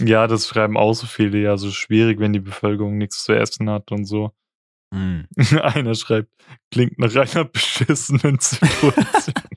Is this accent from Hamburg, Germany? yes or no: no; the Palatinate area, Rhineland-Palatinate, Germany; ich komme auch aus der Ecke